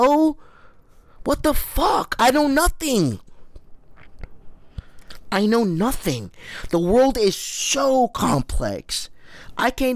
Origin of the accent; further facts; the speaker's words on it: United States; I am so American